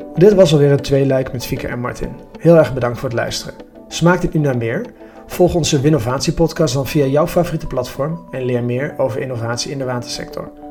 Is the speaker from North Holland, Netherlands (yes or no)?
no; Twente, Overijssel, Netherlands; ik kom zelfs uit Twente